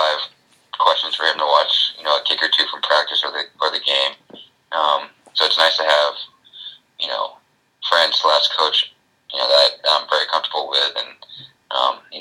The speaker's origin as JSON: {"language": "English", "town": "San Diego", "region": "California", "country": "United States", "tie": "born or raised there", "said": "a person growing up in San Diego and going to games when I was little"}